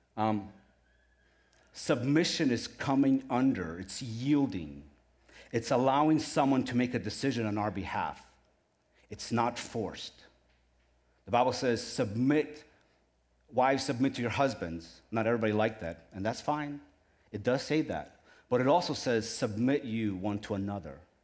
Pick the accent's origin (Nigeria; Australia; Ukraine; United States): Ukraine; moved away; I was born in Ukraine